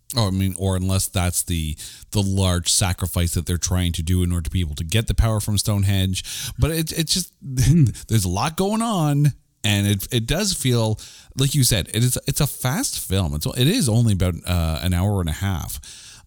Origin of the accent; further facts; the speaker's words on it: Canada; I'm Canadian